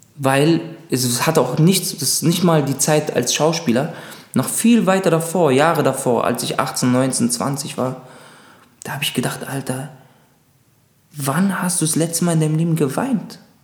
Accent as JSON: {"language": "German", "region": "Berlin", "country": "Germany", "tie": "born or raised there", "also_born_or_lived": "Munich", "said": "ich würde auf jeden Fall sagen, ich komme aus Berlin. Das ist ganz klar. Also ich kenne ja nichts, ich habe nichts anderes kennengelernt."}